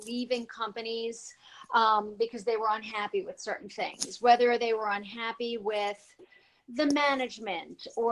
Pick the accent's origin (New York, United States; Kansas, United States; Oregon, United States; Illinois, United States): New York, United States; also born or lived in New Jersey; now in Florida, United States; I'm originally from New York and then New Jersey. Now I reside in Florida.